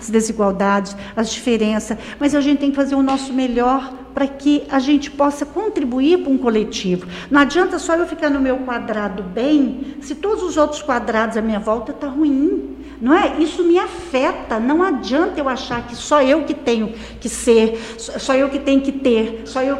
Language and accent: Portuguese; Caldas Novas, Goiás, Brazil; also born or lived in Morrinhos; Eu sou daqui